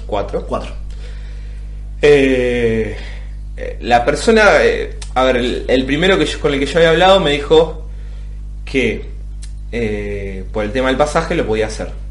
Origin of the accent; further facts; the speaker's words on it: Ituzaingó, Buenos Aires Province, Argentina; moved away as an adult; also born or lived in Moreno, Buenos Aires; now in Rome, Italy; yo nací en Ituzaingó, o Ituzaingó, como se diga, y mi, y mi acta de nacimiento dice, nacido en Ituzaingó, pero inscripto en Paso del Rey Moreno